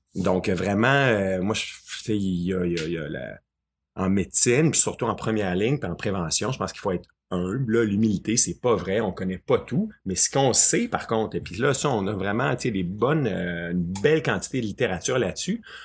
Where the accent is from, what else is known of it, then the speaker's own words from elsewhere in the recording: Quebec, Canada; chez nous au Québec